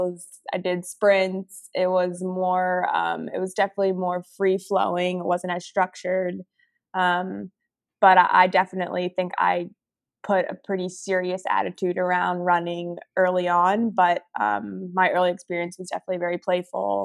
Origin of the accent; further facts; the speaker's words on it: New Jersey, United States; moved away as an adult; also born or lived in Philadelphia / Austin, Texas; now in Portland, United States; I grew up in New Jersey